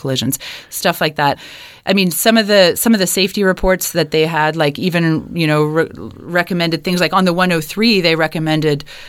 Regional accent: Kitchener, Ontario, Canada; moved away as an adult; now in Halifax, Canada; I grew up in Kitchener, Ontario

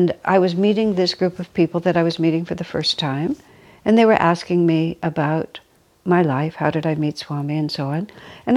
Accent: United States; I'm American

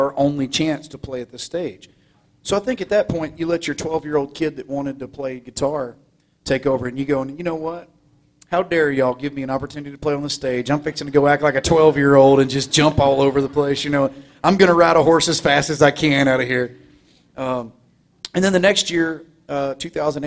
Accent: Groveton, Texas, United States; I'm from Groveton

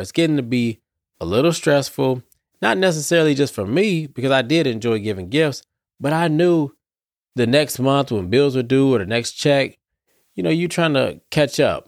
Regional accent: Detroit, Michigan, United States; I'm from Detroit, too

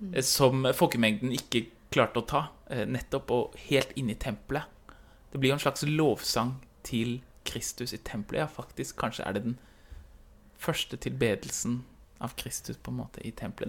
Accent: Oslo, Norway; moved away; hjemme i Oslo

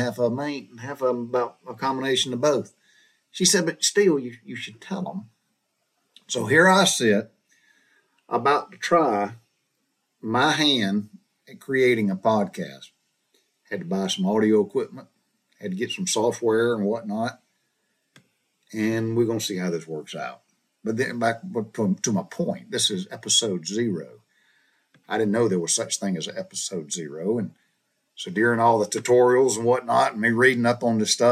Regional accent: Butler, Georgia, United States; moved away as an adult; also born or lived in Macon, Georgia; I was raised in Butler, Georgia, small southern town.

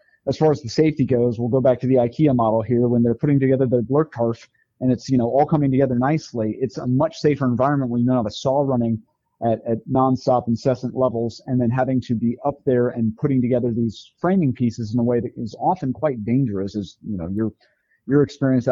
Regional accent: Arizona, United States; I grew up in Arizona

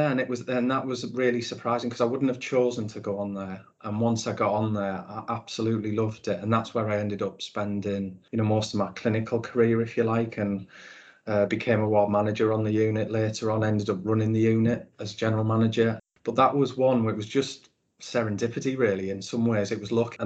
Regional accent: Middlesbrough, North East England, United Kingdom; moved away; I grew up Middlesbrough born and bred.

